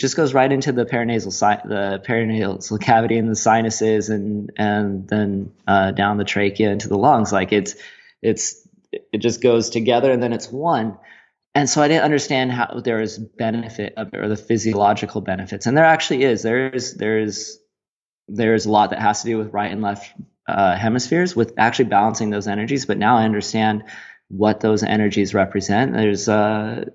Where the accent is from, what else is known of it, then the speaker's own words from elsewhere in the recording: United States; moved away; my home country of the States, the good old America